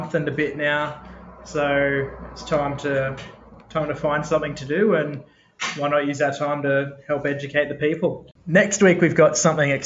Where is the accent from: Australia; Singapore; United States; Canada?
Australia; Newcastle, New South Wales; moved away as an adult; now in Sydney, Australia; So I grew up actually in Newcastle, moved around a bit before then, settled down there with my family. We lived there for probably 12 years